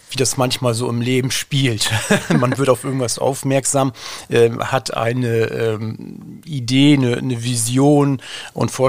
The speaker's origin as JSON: {"language": "German", "town": "Bremerhaven", "region": "Bremen", "country": "Germany", "moved": "as an adult", "said": "Ähm, ich komme ja aus Bremerhaven, bin dann auch natürlich nach dem Abitur weggegangen"}